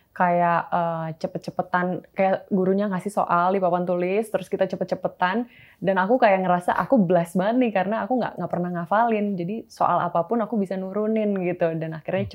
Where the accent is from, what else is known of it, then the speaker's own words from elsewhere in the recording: Bekasi, West Java, Indonesia; also born or lived in Jakarta; aku sebenarnya dulu di Bekasi tinggalnya. Okay. dulu tinggal di Bekasi